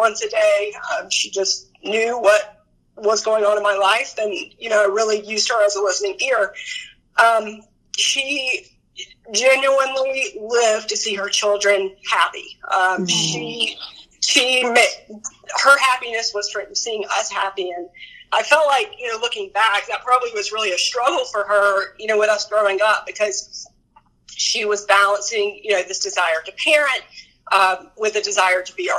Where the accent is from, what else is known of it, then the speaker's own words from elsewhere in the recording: North Carolina, United States; I was born and raised in North Carolina